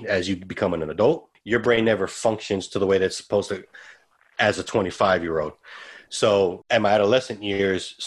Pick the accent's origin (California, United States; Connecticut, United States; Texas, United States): Texas, United States; Santa Maria Projects; I'm from Santa Maria Projects.